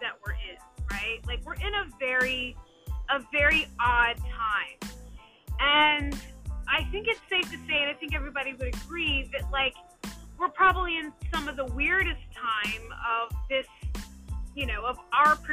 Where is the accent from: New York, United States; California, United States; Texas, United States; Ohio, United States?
Texas, United States; Dallas; moved away as an adult; also born or lived in Washington, DC area / New Jersey; I grew up in Dallas, Texas, but you know, in 2010 moved to the DC, Maryland, Virginia area